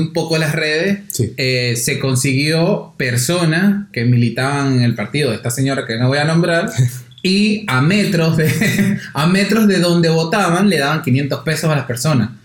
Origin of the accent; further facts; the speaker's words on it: Venezuela; now in Argentina; uno, el venezolano